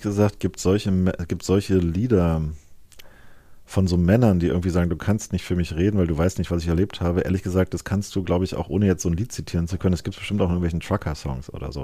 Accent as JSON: {"language": "German", "region": "East Germany", "country": "Germany", "said": "als Ostdeutscher"}